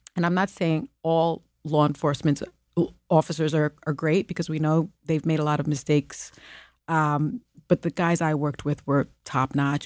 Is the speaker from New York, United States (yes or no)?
yes; New York City, New York, United States; first language Spanish; English is a second language; I was born in the Bronx projects and raised in the South Bronx projects